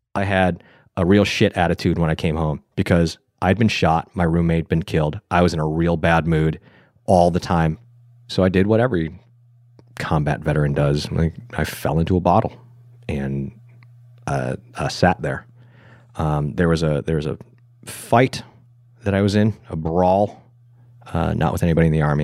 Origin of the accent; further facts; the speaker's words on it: Buffalo, New York, United States; moved away; I'm from Buffalo, New York.